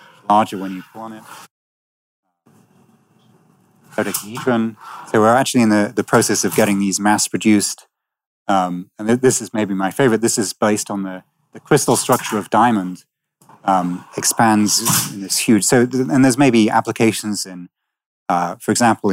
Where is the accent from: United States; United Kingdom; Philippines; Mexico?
United Kingdom; Manchester, North West England; I grew up in Manchester